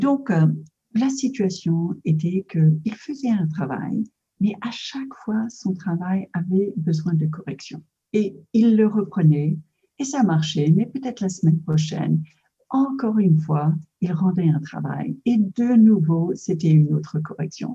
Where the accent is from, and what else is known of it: United States; French is a second language; moved away; also born or lived in France